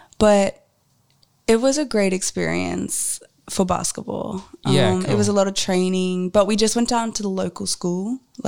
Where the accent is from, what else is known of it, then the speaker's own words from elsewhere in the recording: Redlands, Queensland, Australia; also born or lived in Logan; Just in Logan, actually. And then I grew up in the Redlands.